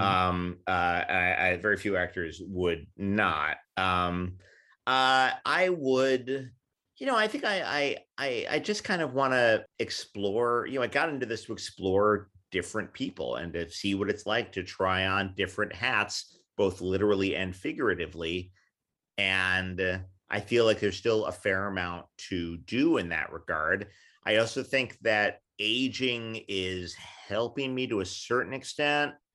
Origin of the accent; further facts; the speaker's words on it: New York City, New York, United States; also born or lived in Queens, New York; I grew up in New York City.